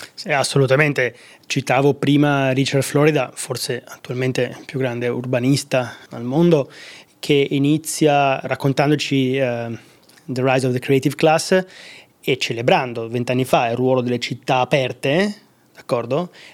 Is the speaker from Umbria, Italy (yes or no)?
no; Veneto, Italy; accent: Venetian; moved away; also born or lived in United States / Dublin; Io sono veneto, probabilmente il mio accento, eh, lo tradisce